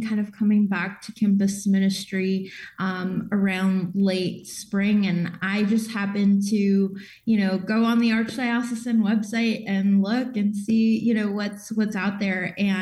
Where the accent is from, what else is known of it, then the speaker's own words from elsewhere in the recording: Chicago, Illinois, United States; also born or lived in Indiana; I'm from Chicago originally, but have kind of moved between Indiana and Illinois